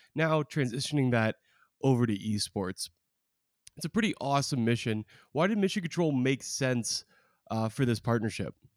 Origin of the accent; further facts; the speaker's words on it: Oregon, United States; I'm from Oregon